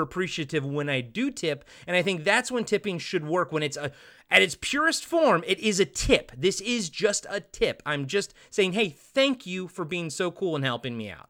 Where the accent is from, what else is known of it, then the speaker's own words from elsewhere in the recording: Maryland, United States; now in Pacific Northwest, United States; growing up in Maryland